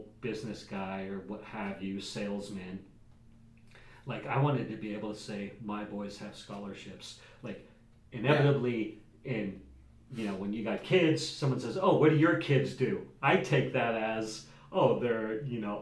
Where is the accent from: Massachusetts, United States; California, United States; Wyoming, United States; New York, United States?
Wyoming, United States; Jackson; I grew up in Jackson, Wyoming, Wild West